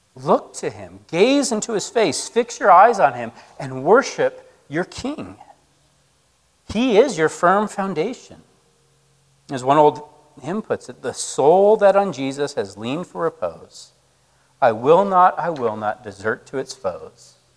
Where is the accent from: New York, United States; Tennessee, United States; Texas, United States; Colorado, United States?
Colorado, United States; moved away; Where I grew up in Colorado, it was like a feature of every summer